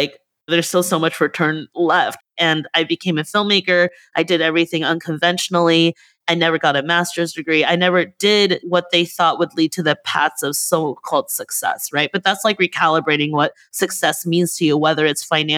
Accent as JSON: {"language": "English", "country": "United States", "tie": "born or raised there", "also_born_or_lived": "Netherlands", "said": "I moved to the United States with them when I was 7 years old"}